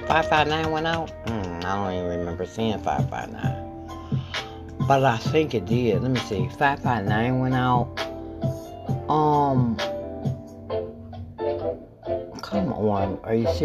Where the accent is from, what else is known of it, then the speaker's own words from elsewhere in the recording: Michigan, United States; I'm from Michigan